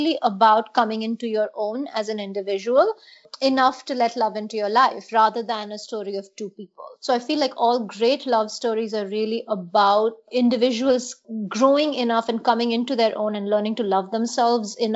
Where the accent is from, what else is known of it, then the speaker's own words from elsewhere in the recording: Mumbai, Maharashtra, India; So I was in middle school, growing up in India, in Mumbai, Bombay then.